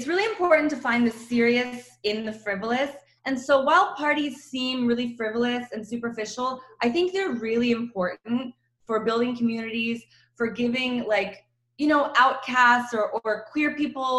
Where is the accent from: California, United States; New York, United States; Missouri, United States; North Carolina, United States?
North Carolina, United States; Chapel Hill; moved away as an adult; also born or lived in Croatia / Sisak / Milan; now in Los Angeles, United States; So I grew up in North Carolina. I grew up in Chapel Hill.